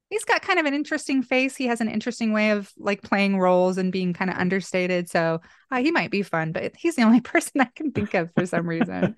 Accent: Boise, Idaho, United States; my hometown here in Boise

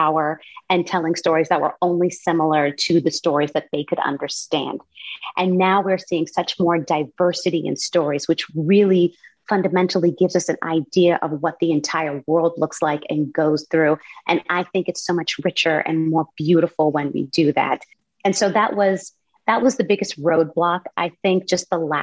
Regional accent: California, United States; I grew up in California

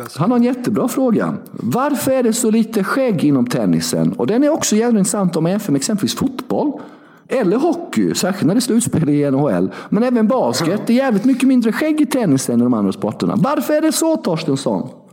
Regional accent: Värnamo, Jönköping County, Sweden; 6 mil från Värnamo där jag är uppvuxen och bodde då

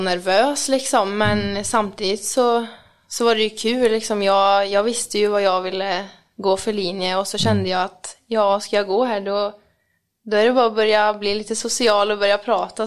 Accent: Mariestad, Västra Götaland, Sweden; Jag kom från Mariestad

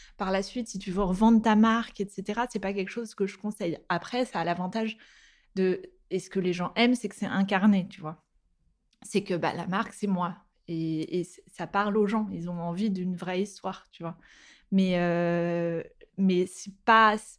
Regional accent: Nantes, Pays de la Loire, France; on vient de Nantes à la base et on a notre famille là-bas, on a bougé à Nantes.

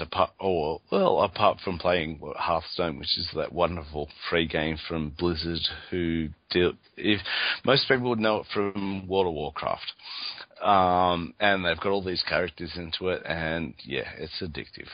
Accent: Australia; I'm from Australia

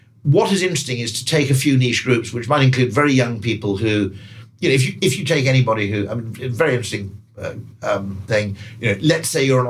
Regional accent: United Kingdom; as a Brit

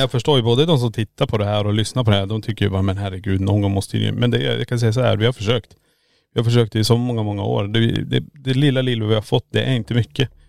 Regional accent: Norrland, Sweden; vi är från Norrland

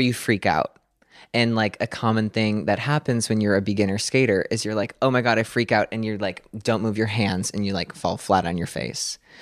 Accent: Clarks Summit, Pennsylvania, United States; now in Hawthorne, United States; I grew up in a small town called Clark Summit, Pennsylvania

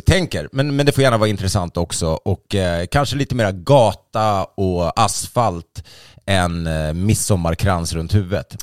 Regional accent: Sweden; att vara svensk

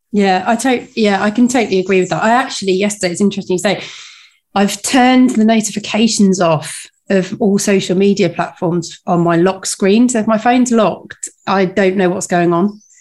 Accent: United Kingdom; as a Brit

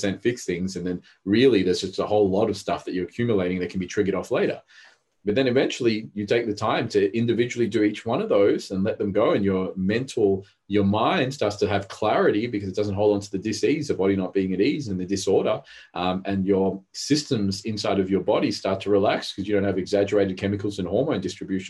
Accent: Australia; English is a second language; also born or lived in Rodrigues Island, Mauritius; When I was 4, I came to Australia from Mauritius, and Mauritius was a third world, Rodriguez Island, which is near Mauritius.

